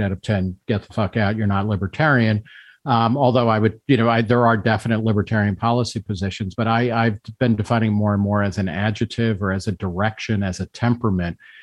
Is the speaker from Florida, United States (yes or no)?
no; New Jersey, United States; moved away as an adult; also born or lived in Brooklyn, New York / Philadelphia; now in Manhattan, United States; grew up mostly in New Jersey